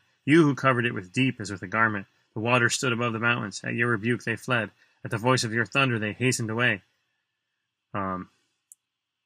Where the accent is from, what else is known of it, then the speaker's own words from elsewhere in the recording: United States; in America as American Christians